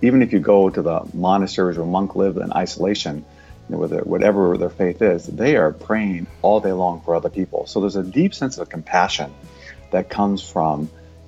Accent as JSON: {"language": "English", "region": "Iowa", "country": "United States", "tie": "born or raised there", "moved": "yes", "said": "I grew up in Iowa, you know, typical Midwestern kind of guy"}